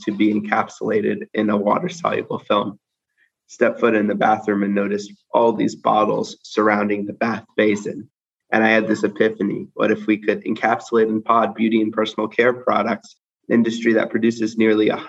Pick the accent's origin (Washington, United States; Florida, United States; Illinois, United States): Washington, United States; Seattle; I grew up in Seattle, Washington, the great Pacific Northwest.